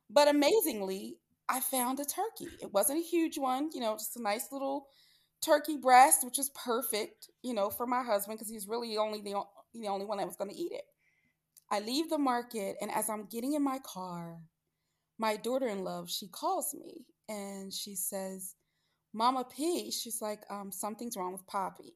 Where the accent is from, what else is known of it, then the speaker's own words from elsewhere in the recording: Philadelphia, Pennsylvania, United States; I'm from the Philadelphia area